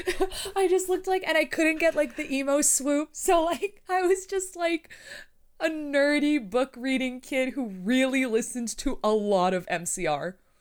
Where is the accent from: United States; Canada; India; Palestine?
Canada; I'm Canadian.